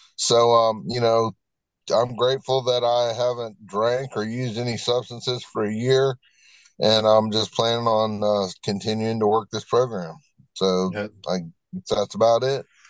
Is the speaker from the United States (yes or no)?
yes; Virginia Beach, Virginia, United States; now in Hickory, United States; I am uh, originally from Virginia Beach, Virginia, and I've been living in Hickory, North Carolina since 1995